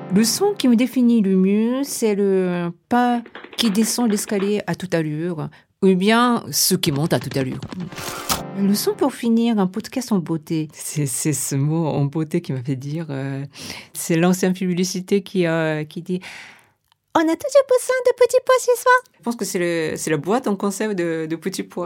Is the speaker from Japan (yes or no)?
yes; Tokyo, Japan; French is a second language; moved away as an adult; now in Paris, France; je suis japonaise, je suis née à Tokyo et ça fait une vingtaine d'années que je suis à Paris